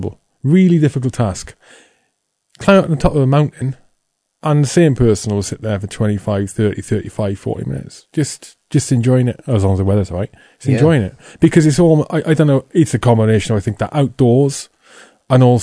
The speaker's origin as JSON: {"language": "English", "region": "Wales", "country": "United Kingdom", "tie": "born or raised there", "said": "I grew up in Wales, obviously, you know, and my old man's a jock, my mother's Irish"}